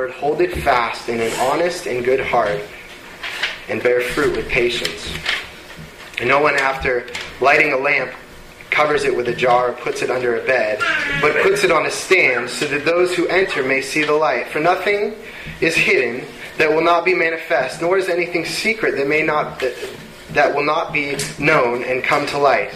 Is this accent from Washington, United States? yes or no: yes; Bellevue, Washington, United States; We grew up in Bellevue.